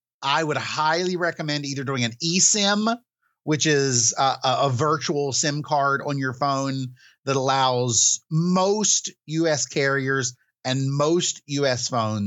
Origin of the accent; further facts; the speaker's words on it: West Virginia, United States; accent: West Virginia; It's a West Virginia howdy.